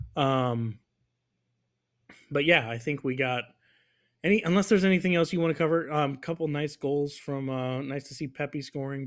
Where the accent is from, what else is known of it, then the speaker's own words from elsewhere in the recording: United States; We're American